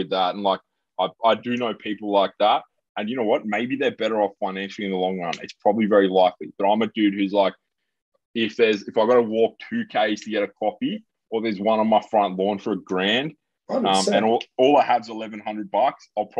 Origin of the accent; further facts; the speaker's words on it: England, United Kingdom; Like, I'm an English guy. I can't do math